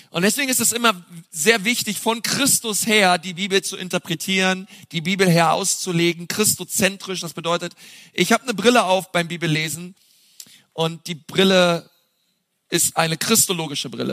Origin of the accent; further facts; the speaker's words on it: Berlin, Germany; now in Franconia, Germany; als Berliner hier im Frankenland landet